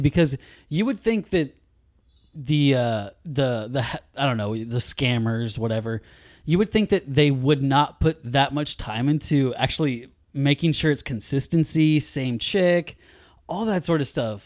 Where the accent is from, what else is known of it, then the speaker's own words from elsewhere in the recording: California near Sacramento, United States; raised in California near Sacramento